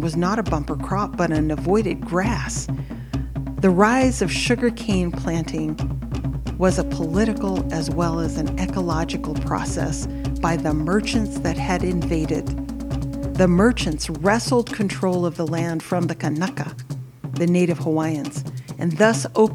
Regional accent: Samoa; moved away; also born or lived in United States; I was born in the United States, so I'm a birthright citizen of the U.S. But because of the laws when I was born, I am also a citizen of Western Samoa. I went to school there.

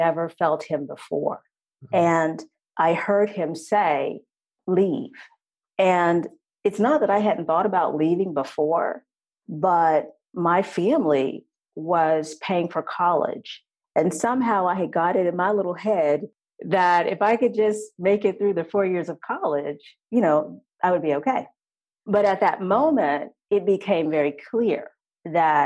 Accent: Texas, United States; I'm originally from Texas.

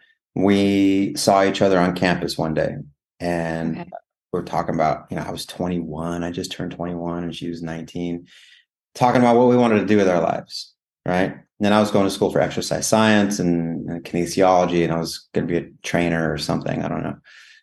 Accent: Rawlins, Wyoming, United States; moved away as an adult; also born or lived in Hanna, Wyoming / Laramie, Wyoming / Colorado / Nebraska; now in Los Angeles, United States; I was born in a small town called Rawlins, Wyoming. Grew up in Rawlins and Hanna, which is a neighboring town for most of my youth. We traveled, kind of moved around Rawlins, Hanna, Laramie, a little bit of Colorado.

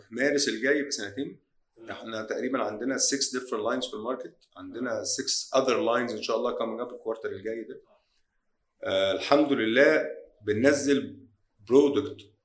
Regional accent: Egypt; مش عشان انا مصري ولا شركتي هنا آه بلدنا قويه جدا

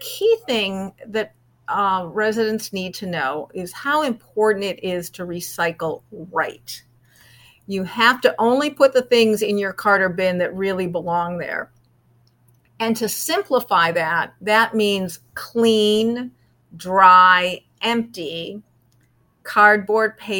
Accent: Chicago, Illinois, United States; moved away; also born or lived in Southern California; I grew up in Chicago, so I'm a Bear fan

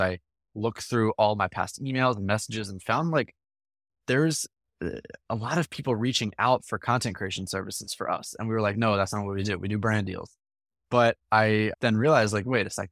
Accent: Morristown, New Jersey, United States; I grew up in a small town in New Jersey, right outside of Philadelphia, called Morristown

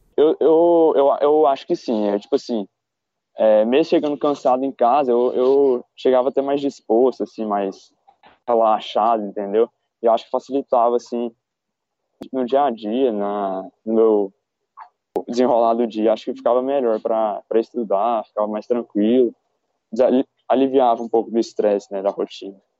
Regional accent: Goiânia, Goiás, Brazil; moved away as an adult; also born or lived in Brasília; now in São Paulo, Brazil; eu sou de Goiânia, é, nasci em Brasília

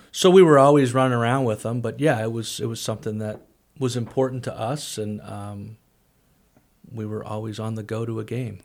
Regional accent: St. Louis, Missouri, United States; moved away as an adult; also born or lived in Springfield, Missouri; now in Danville, United States; growing up in Saint Louis

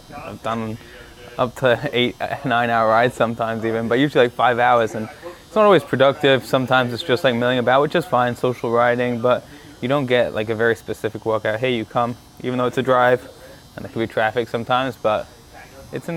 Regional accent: London, United Kingdom; now in Miami, United States; I grew up playing soccer. I'm from London originally, England

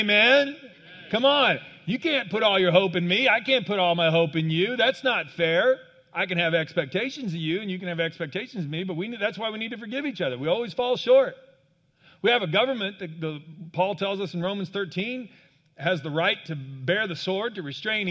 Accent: Kansas, United States; I grew up in Kansas on a farm.

